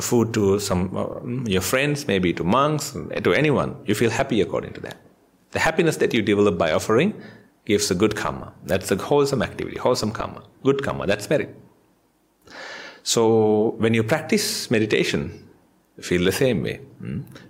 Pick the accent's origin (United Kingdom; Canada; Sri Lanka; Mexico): Sri Lanka; now in Australia; I'm from Sri Lanka.